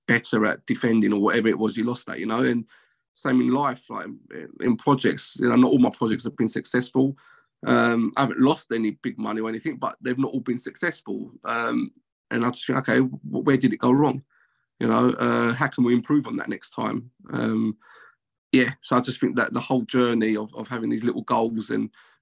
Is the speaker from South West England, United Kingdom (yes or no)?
no; London, United Kingdom; when I was a kid, I grew up in Canning Town, Upton Park, council flats.